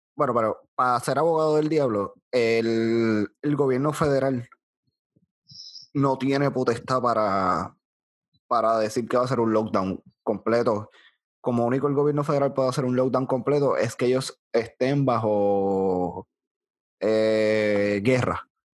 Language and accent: Spanish; Bayamón, Puerto Rico; yo soy de Bayamón